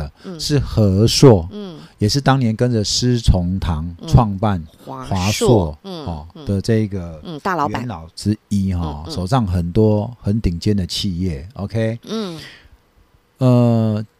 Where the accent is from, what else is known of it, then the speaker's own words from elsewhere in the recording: Taiwan; 大部分都听台语啦，因为其实我是哈，我是河洛人啊，对吧？